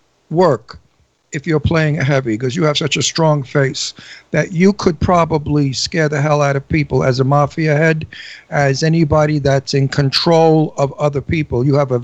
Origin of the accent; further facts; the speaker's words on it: New York City, New York, United States; moved away; I'm from Brooklyn, and that's how we say it.